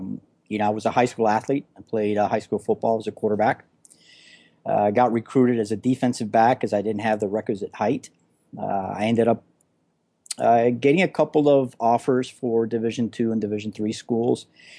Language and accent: English; Florida, United States; also born or lived in California; I've been a Florida guy all my life and kind of bi-coastal, really. Between here in California, but I've never experienced that kind of winter before.